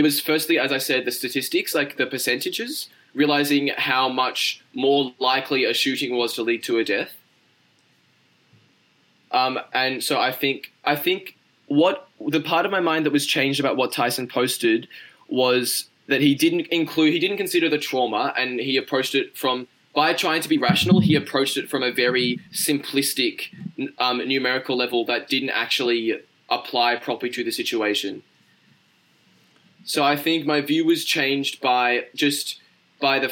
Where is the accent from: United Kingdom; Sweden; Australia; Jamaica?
Australia; I'm Australian.